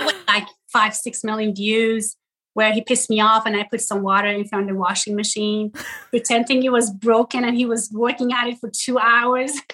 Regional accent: Tehran, Tehran Province, Iran; moved away; also born or lived in Ystad, Sweden; I was born in Tehran, Iran.

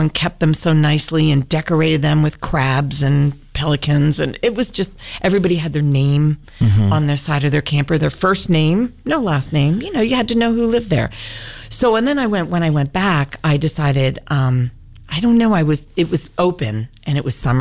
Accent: Baltimore, Maryland, United States; I'm from Baltimore

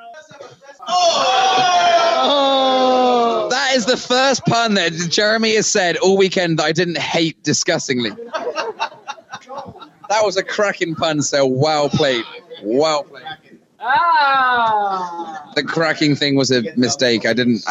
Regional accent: Bristol, South West England, United Kingdom; that's how we sound in Bristol

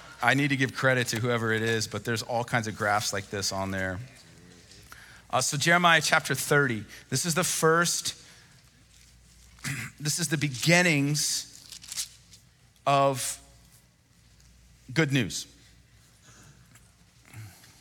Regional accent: United States

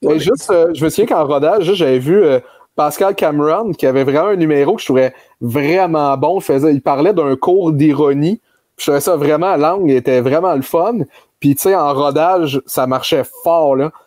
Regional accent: Granby, Quebec, Canada; moved away; je venais de Grenby

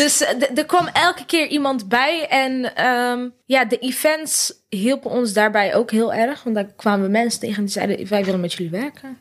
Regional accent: North Brabant, Netherlands; wij komen uit Brabant allebei

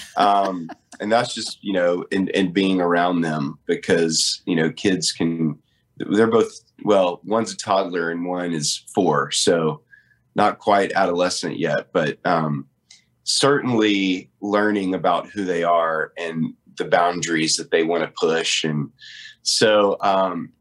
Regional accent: Nashville, Tennessee, United States; I was born and raised in Nashville

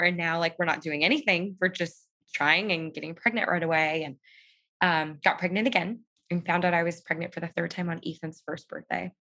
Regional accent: Southern California, United States; I am from Southern California and I live here with my husband, Chris

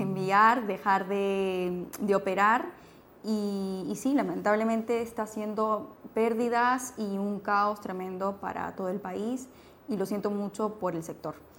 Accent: Peru; soy peruana

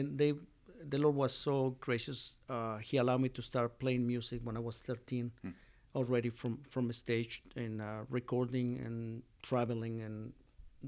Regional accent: Mexico City, Mexico; English is a second language; moved away as an adult; now in Winchester, United States; I was born in Mexico City. And grew up in Mexico City, got married in Mexico City, and so my life was in Mexico, in Spanish.

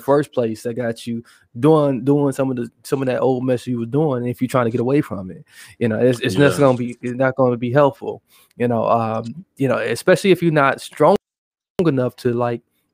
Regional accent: Milwaukee, Wisconsin, United States; I am from Milwaukee

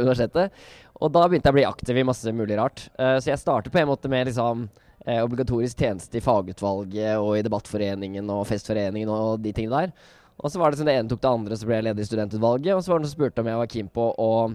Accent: Oslo, Norway; jeg kommer fra Oslo

